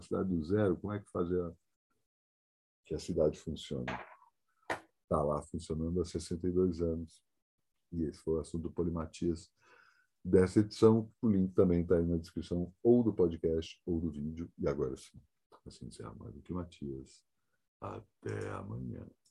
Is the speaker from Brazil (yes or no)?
yes; Brasília, Federal District, Brazil; moved away; minha cidade de natal